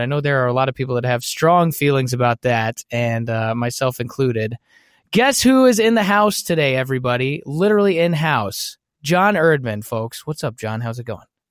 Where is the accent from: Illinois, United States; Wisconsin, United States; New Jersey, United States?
Wisconsin, United States; Brookfield; moved away; I grew up in Brookfield. It's a suburb of Milwaukee